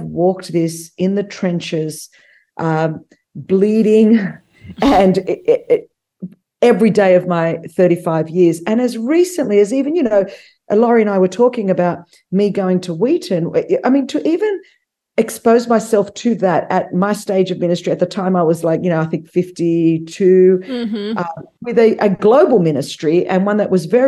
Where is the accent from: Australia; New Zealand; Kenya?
Australia; moved away as an adult; now in United States; I grew up immigrant in Australia, very ostracized and marginalized out of Australian culture for being Greek